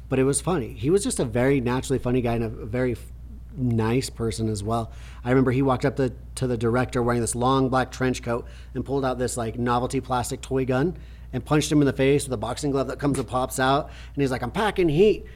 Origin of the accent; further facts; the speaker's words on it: Preston, Idaho, United States; when they played that movie in my hometown, like, did a screening, Preston, Idaho